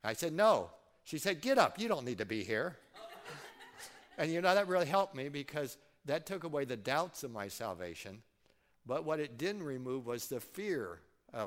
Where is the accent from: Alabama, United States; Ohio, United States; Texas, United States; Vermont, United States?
Ohio, United States; Fort Recovery; I grew up in Fort Recovery, and, you know, there's a fort there, and there's a monument, and right there in that circle is the house I grew up until seventh grade